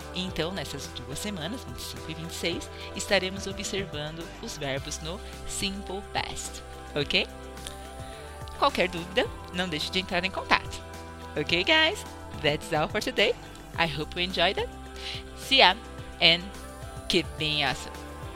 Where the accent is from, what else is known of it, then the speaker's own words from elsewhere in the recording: Brazil; como brasileiros